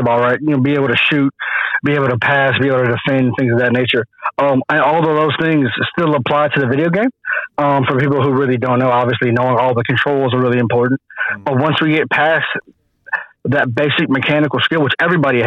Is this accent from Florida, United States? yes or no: no; Dallas, Texas, United States; moved away as an adult; now in Wellington, New Zealand; in America, where I'm from Dallas, Texas